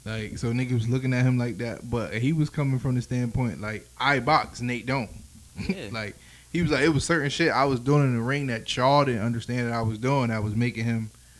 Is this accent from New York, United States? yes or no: yes; New York, United States; I'm from New York.